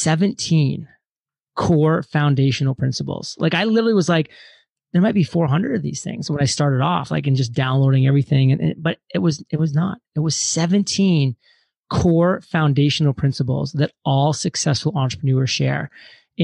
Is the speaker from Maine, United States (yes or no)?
yes; Maine, United States; moved away; also born or lived in Providence, Rhode Island; born and raised in Maine, went to school in Providence, Rhode Island